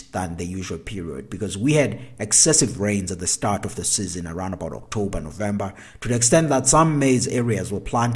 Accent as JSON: {"language": "English", "country": "South Africa", "said": "here at home in South Africa"}